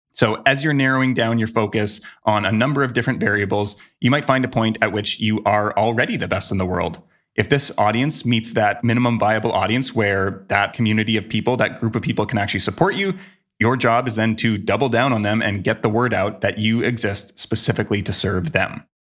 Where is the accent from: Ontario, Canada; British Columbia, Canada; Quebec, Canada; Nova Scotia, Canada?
British Columbia, Canada; Vancouver; my hometown of Vancouver, Canada